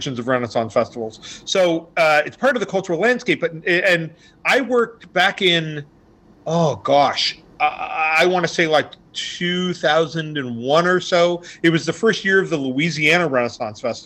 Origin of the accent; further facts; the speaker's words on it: Canada; I am in Toronto. I'm a Canadian.